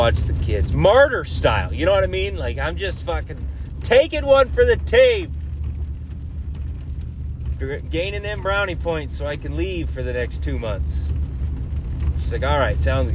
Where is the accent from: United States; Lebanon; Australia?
United States; I'm an American